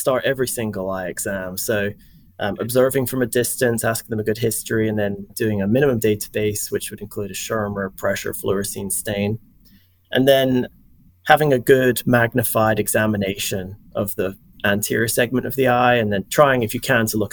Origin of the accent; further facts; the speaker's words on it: Scotland, United Kingdom; moved away as an adult; also born or lived in England / Wisconsin; now in Louisiana, United States; I grew up in Scotland, and I went to Edinburgh University